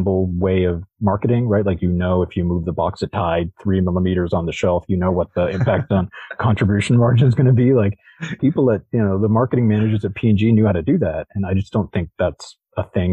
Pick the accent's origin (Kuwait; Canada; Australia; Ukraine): Canada; Toronto, Ontario; now in Bay Area, United States; as a Canadian from Toronto, like, we go to, having grown up in Toronto, like, and living now in the Bay Area